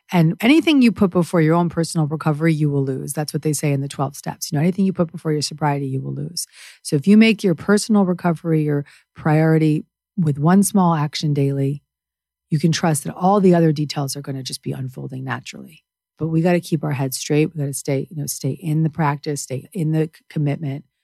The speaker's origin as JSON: {"language": "English", "country": "Canada", "said": "I'm Canadian."}